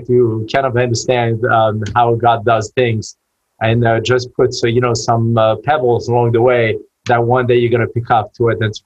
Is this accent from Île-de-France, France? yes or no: yes; Paris, Île-de-France, France; moved away as an adult; now in United States; I was born and raised in Paris